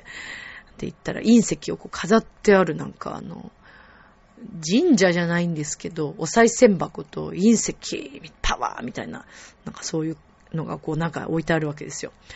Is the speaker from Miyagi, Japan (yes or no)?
no; Shizuoka, Japan; 私まあ静岡生まれなので